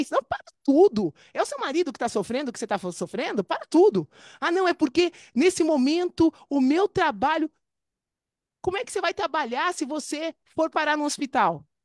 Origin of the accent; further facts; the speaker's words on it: Brazil; moved away as an adult; eu me formei em 1998. Olha isso, eu saí do Brasil em 2001, a gente está em 2023.